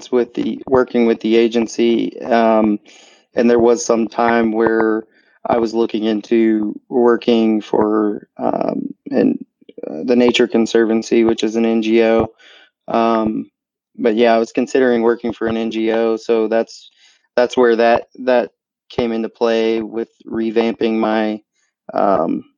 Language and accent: English; North Carolina, United States; now in Oregon, United States; I'm originally from North Carolina. I've been all over the place.